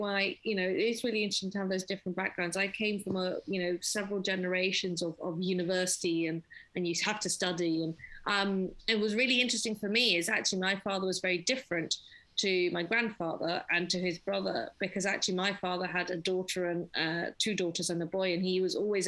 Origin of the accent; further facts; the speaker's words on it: London, United Kingdom; I grew up in London in Finchley